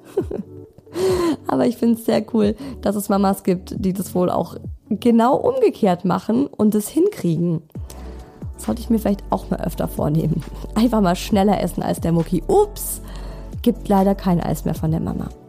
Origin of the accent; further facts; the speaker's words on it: Germany; bei uns in Deutschland